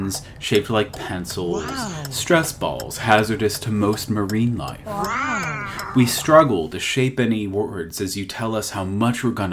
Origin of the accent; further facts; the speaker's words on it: Miami, Florida, United States; we're from Miami